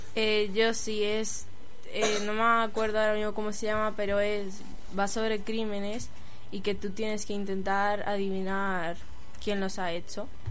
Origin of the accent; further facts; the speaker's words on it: Navas del Rey, Community of Madrid, Spain; Yo soy aquí, de Navas